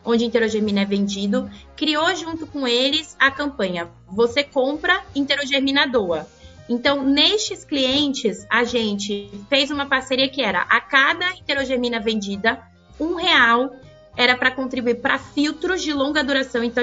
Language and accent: Portuguese; São Paulo, Brazil; also born or lived in Rio de Janeiro; Olha, eu nasci no Rio de Janeiro, apesar de não ter esse sotaque carioca que eu gosto é muito, verdade. mas estou é vim para São Paulo pequena e aqui fiquei.